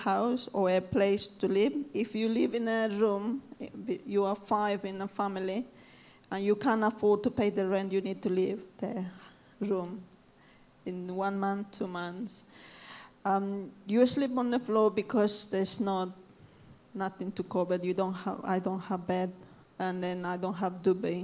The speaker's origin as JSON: {"language": "English", "region": "Cochabamba", "country": "Bolivia", "moved": "yes", "lives_now": "London, United Kingdom", "said": "I'm from Bolivia, Cochabamba. If anyone knows where it is, I'm from there"}